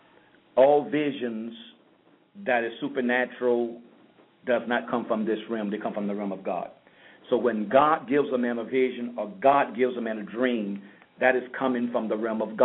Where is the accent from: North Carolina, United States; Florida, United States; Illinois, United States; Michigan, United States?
Florida, United States; St. Petersburg; moved away as an adult; now in South Florida, United States; I'm from St. Petersburg